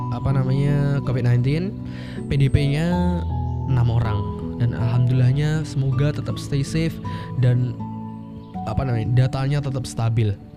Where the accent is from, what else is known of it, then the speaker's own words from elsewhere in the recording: Ponorogo, East Java, Indonesia; Ponorogo, kotaku tercinta